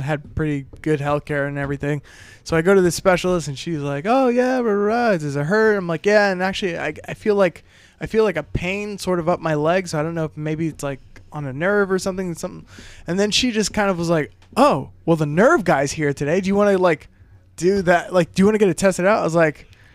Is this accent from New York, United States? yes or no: no; Palm Bay, Florida, United States; born or raised there; moved away